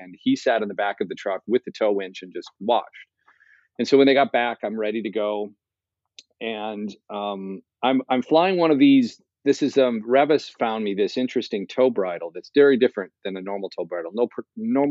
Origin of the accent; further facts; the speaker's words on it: United States; I'm an American